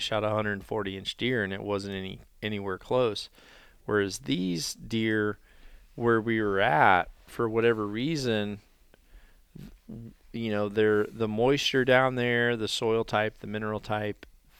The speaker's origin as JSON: {"language": "English", "region": "Iowa", "country": "United States", "said": "all of my years of like hunting my home state of Iowa, which is pretty cool."}